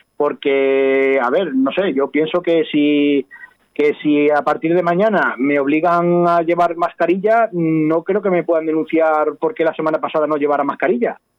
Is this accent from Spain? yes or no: yes; Don Benito, Extremadura, Spain; moved away as an adult; now in Casar de Cáceres, Spain; yo soy de Don Benito, como bien has dicho, pero yo ya mm, en Don Benito vivo dos meses al año. Yo vivo diez, diez meses en una localidad que para mí es la segunda, mi segunda casa, Casar de Cáceres